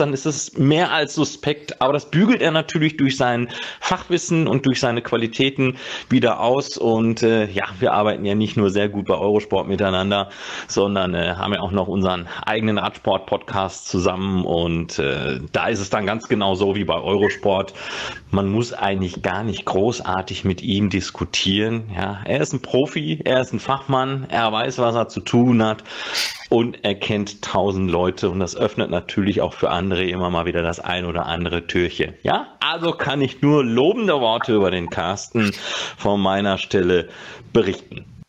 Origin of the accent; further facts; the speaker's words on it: North Rhine-Westphalia, Germany; als Westfale